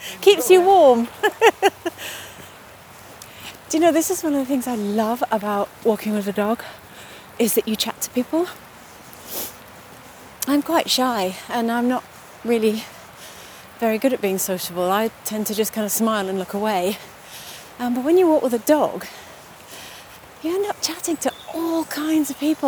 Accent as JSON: {"language": "English", "country": "Trinidad & Tobago", "tie": "born or raised there", "moved": "yes", "said": "I actually grew up in the Caribbean. I grew up in Trinidad and Tobago in the Caribbean."}